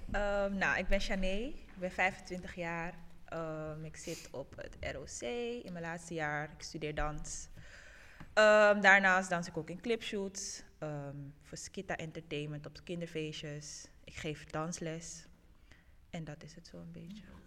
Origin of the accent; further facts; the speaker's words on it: Suriname; now in Netherlands; Ik kom uit Suriname